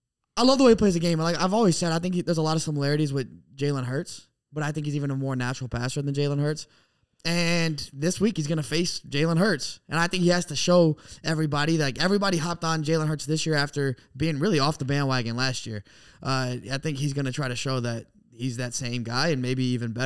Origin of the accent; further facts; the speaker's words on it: Texas, United States; I'm from Texas.